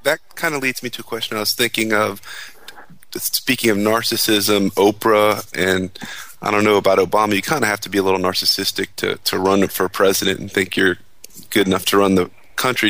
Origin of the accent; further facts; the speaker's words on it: Cincinnati, Ohio, United States; I was raised in Cincinnati